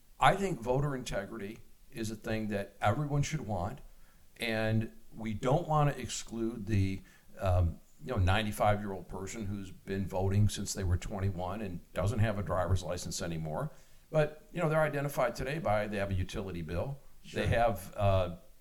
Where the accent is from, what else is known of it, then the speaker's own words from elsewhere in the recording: Michigan, United States; my hometown in Michigan